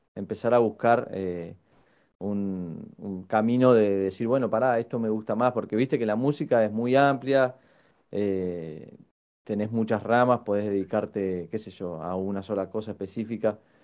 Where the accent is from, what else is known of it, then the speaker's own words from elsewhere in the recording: Patagonia, Argentina; moved away as an adult; now in Buenos Aires, Argentina; creo que es la misma cantidad de años de las que yo vivía en el sur, con las que llevo acá en Capital